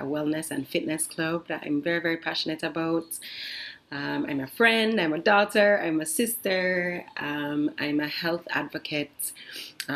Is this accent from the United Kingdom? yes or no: no; Kingston, Jamaica; moved away as an adult; also born or lived in Norway; I grew up in Kingston, Jamaica